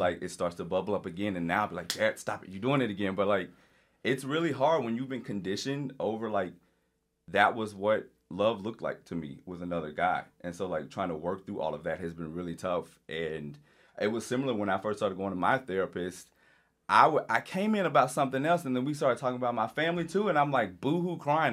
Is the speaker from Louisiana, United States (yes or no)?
yes; Louisiana, United States; I grew up in Louisiana.